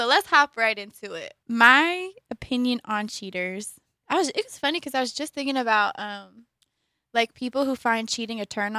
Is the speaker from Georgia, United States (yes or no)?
yes; Columbus, Georgia, United States; Also, because we're from Columbus, Georgia, and there's Pride Week happening in Opelika